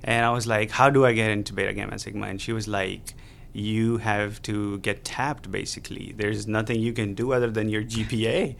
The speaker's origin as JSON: {"language": "English", "country": "Pakistan", "moved": "as an adult", "lives_now": "Beaumont, United States", "said": "I am an international student from Pakistan"}